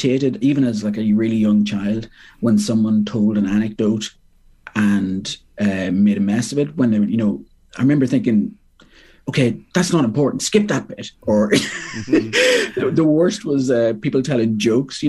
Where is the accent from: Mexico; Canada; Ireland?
Ireland; Monaghan, Ulster; moved away as an adult; also born or lived in Belfast; now in Dublin, Ireland; I'm from Monaghan. Went off to Belfast to do English in Queens, and then down to Dublin.